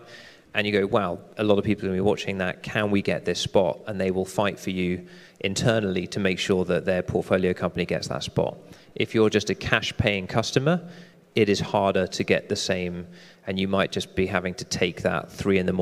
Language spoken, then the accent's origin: English; United Kingdom; I'm British